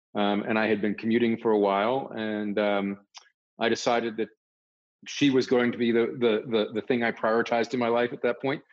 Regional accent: Northern Virginia, United States; I grew up in Northern Virginia

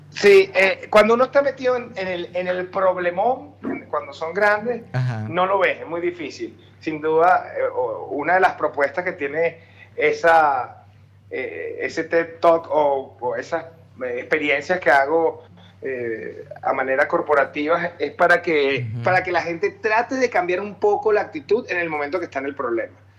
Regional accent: Caracas, Capital District, Venezuela; accent: caraqueño; moved away as an adult; now in Mexico; como venezolanos

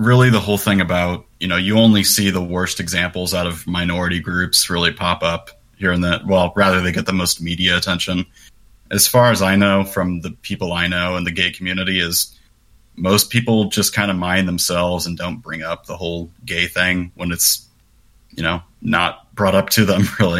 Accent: Kansas City, United States; I'm from Kansas City.

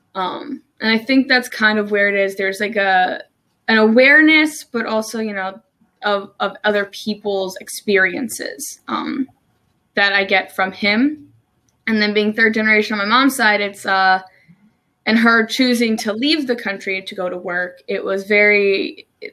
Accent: New Jersey, United States; moved away as an adult; also born or lived in Maryland; now in Salisbury, United States; I'm originally from New Jersey. I moved to Maryland about three, almost three years ago now

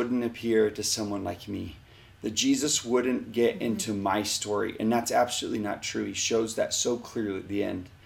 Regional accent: Texas, United States; I'm from Lehigh and Texas.

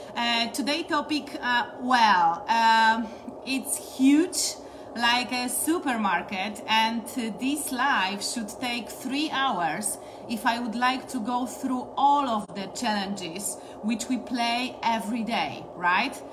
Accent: Poland; I'm coming from Poland and today I'm streaming to you exactly from Poland.

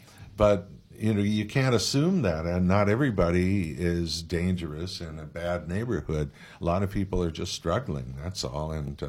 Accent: San Francisco, California, United States; when I was growing up in San Francisco

